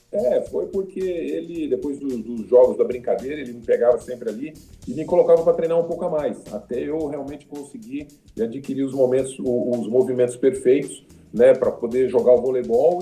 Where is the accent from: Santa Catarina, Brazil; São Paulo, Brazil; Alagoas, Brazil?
São Paulo, Brazil; moved away; also born or lived in Recife; Eu nasci aqui em São Paulo